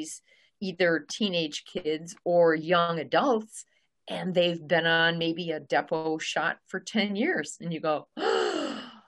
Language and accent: English; Milwaukee, Wisconsin, United States; I'm from the Milwaukee area